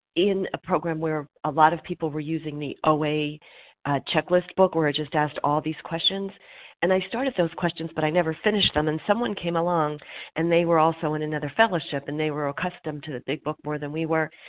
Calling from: Pennsylvania, United States; I'm calling recovered from Pennsylvania

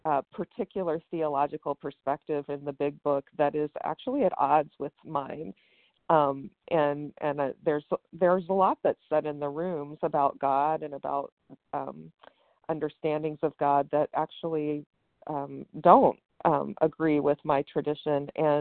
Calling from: West Virginia, United States; I'm calling from West Virginia.

